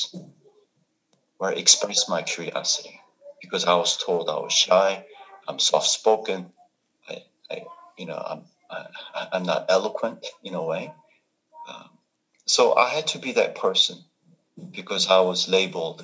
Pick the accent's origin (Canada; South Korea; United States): South Korea; English is a second language; moved away; I grew up in Korea